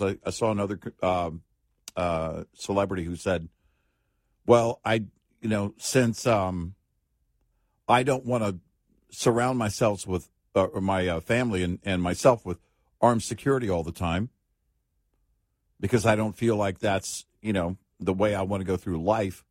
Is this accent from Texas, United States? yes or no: yes; Texas, United States; as a Texan